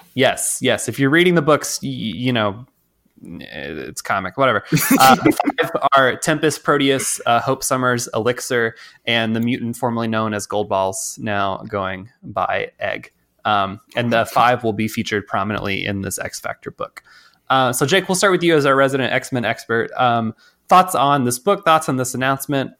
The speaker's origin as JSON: {"language": "English", "region": "Texas", "country": "United States", "said": "I'm from Texas"}